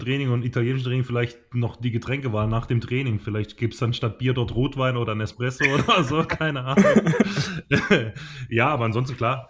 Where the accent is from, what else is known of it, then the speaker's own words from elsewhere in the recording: Teningen, Baden-Württemberg, Germany; also born or lived in Emmendingen; ich bin ja äh, in Tening äh, aufgewachsen, war in Emding geboren in der Nachbarstadt